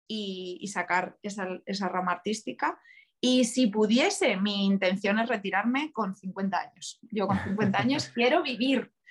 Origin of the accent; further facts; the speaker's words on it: Extremadura, Spain; ir, a mi pueblo, mis, padres viven en un pueblo muy, muy, muy chiquitito de, de Cáceres, y cada vez